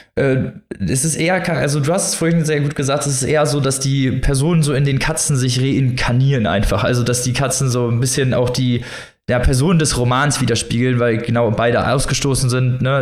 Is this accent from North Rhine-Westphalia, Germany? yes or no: yes; North Rhine-Westphalia, Germany; hier, wo ich herkomme, äh, aus Nordrhein-Westfalen